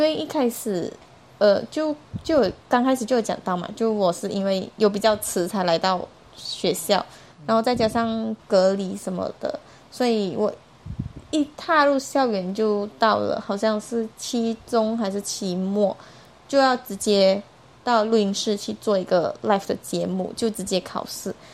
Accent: Malaysia; moved away as an adult; now in Taiwan; 我是来自马来西亚的

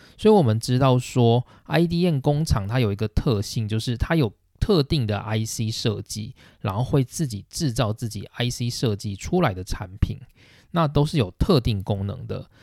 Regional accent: Taiwan; 身为台湾人的我们

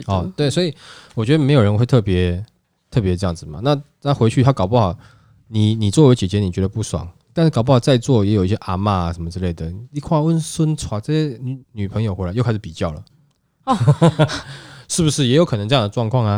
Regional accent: Hsinchu, Taiwan; moved away; 我是新竹人呐，我老家是在新竹啦

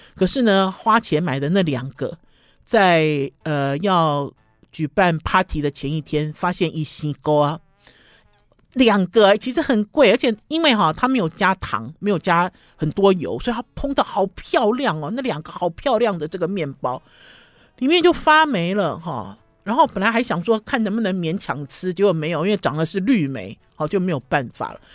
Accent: Taiwan; 你知道我们台湾人哦，在吃一些呃东西的时候哈，都很讲究什么

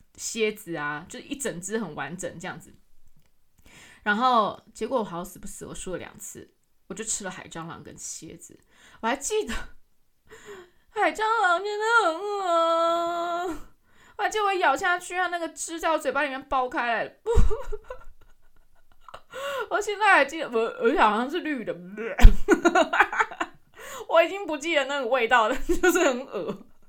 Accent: Taiwan; 身为一个台湾人

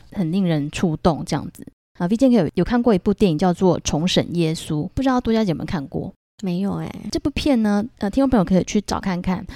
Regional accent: Taiwan; 那还有我们台湾人呢、啊，我们封的妈祖嘛

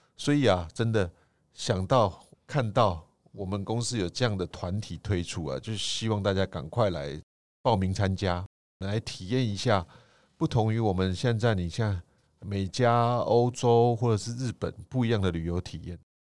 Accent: Taiwan

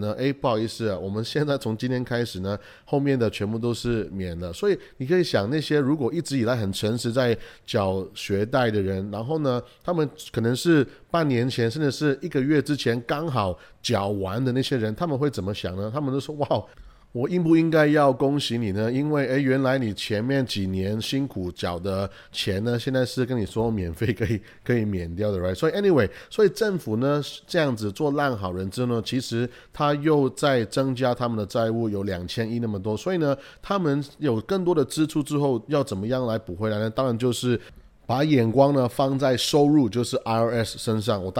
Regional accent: United States; 又或者是说我们美国人呢，他没有一个创业的精神

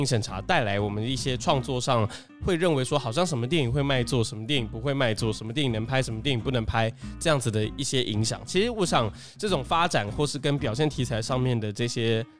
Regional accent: Taiwan; first language Taiwanese Hokkien; Chinese is a second language; 我自己的母语是台语

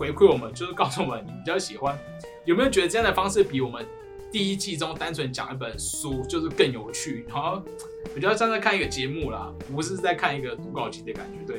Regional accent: Kaohsiung, Taiwan; 那我跟你讲，大家你跟我是高雄的哦

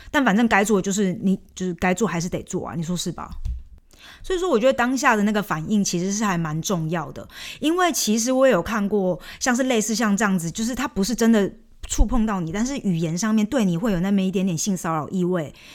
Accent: Taiwan; accent: Taiwanese-accented Mandarin; moved away as an adult; also born or lived in Scotland; now in Germany; 我的那个台湾腔的中文经常也被我一些， 就是中国的朋友们说

